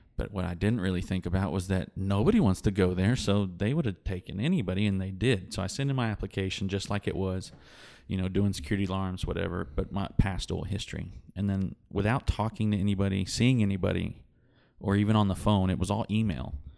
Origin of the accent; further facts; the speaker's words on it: West Texas, United States; I grew up here in West Texas